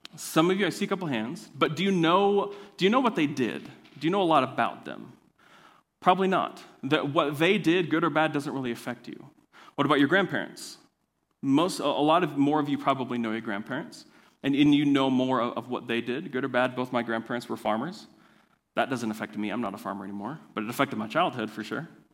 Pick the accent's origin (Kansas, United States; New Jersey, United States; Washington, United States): Kansas, United States; I'm from Kansas